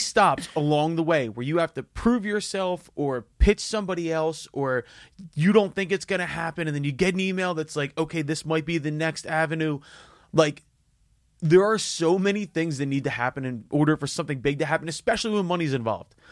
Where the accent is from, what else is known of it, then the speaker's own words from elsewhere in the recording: Philadelphia, Pennsylvania, United States; I grew up in Northeast Philly